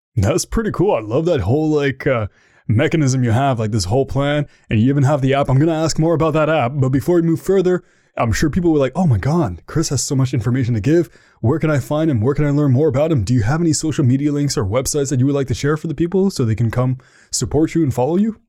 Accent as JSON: {"language": "English", "country": "Canada", "said": "I'm from Canada"}